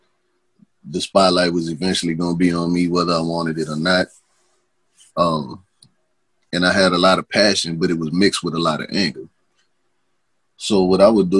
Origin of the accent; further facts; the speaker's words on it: New Orleans, Louisiana, United States; moved away as an adult; also born or lived in Texas; I done moved up out of New Orleans. You see, I ain't lost no part of my accent